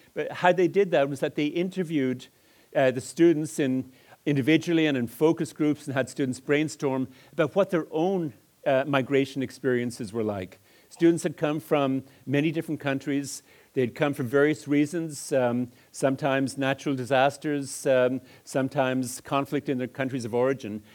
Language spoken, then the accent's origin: English; Dublin, Leinster, Ireland; moved away as an adult; also born or lived in Edmonton, Alberta, Canada; I grew up in Ireland, and some of the deviant phonemes that are bouncing off the wall originated in Dublin